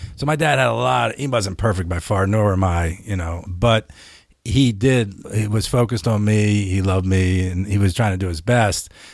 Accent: Philadelphia, Pennsylvania, United States; Where I grew up in Philly

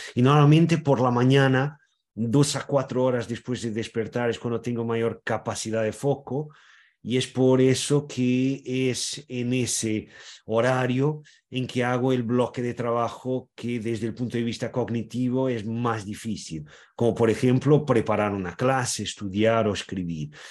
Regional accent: Portugal; yo soy portugués, tengo orígenes en varias partes de Portugal, pero también e, en España, en Galicia, en Cataluña

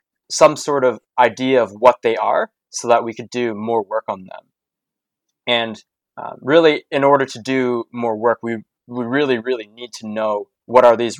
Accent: Canada; moved away as an adult; now in Edinburgh, United Kingdom; I grew up in Canada.

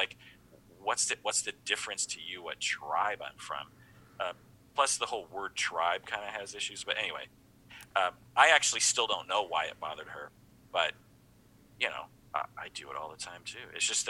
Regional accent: United States; And so to imply repeatedly from people that I'm not American, it just hurts my feelings.

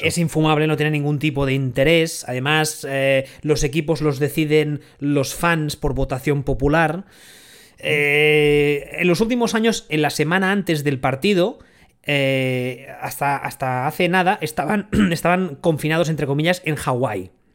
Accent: Barcelona, Catalonia, Spain; los que somos de aquí, de Barcelona y de, Cataluña

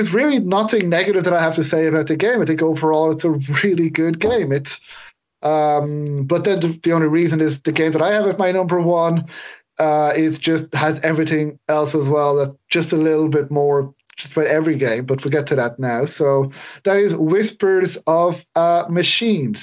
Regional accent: Ireland; I'm Irish

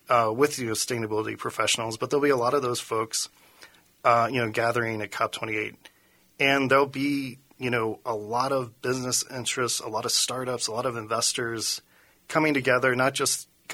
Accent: Cincinnati, Ohio, United States; moved away as an adult; now in Minnesota, United States; I started out in Ohio. I'm from Cincinnati, Ohio

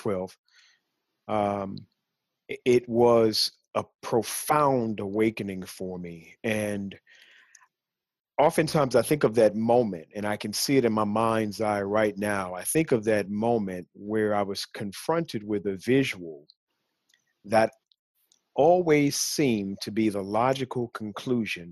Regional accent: Chicago, Illinois, United States; At the age of 12, growing up in Chicago

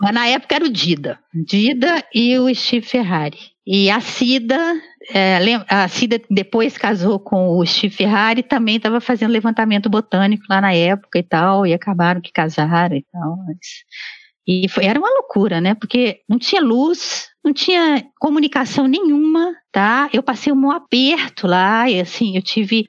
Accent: Belo Horizonte, Minas Gerais, Brazil; moved away as an adult; eu cresci em Belo Horizonte e fiz minha graduação em biologia em Belo Horizonte

